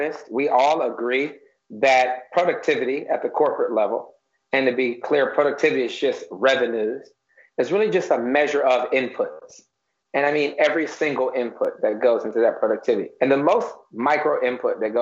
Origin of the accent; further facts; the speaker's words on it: Detroit, Michigan, United States; moved away as an adult; now in New York, United States; I'm born in Detroit originally, left Detroit around 1999. I'm a New Yorker now